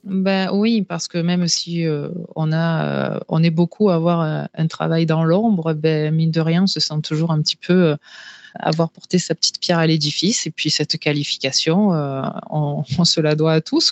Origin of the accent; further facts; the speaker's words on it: Marseille, Provence-Alpes-Côte d'Azur, France; je suis marseillaise d'origine